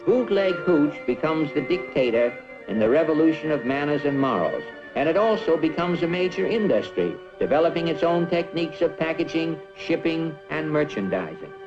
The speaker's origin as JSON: {"language": "English", "region": "Iowa", "country": "United States", "tie": "born or raised there", "moved": "yes", "said": "I'm originally from Iowa"}